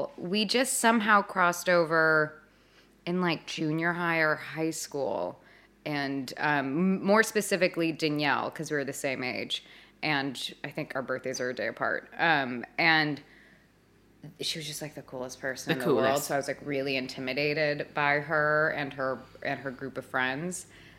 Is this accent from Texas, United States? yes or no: no; Los Angeles, California, United States; In the Valley.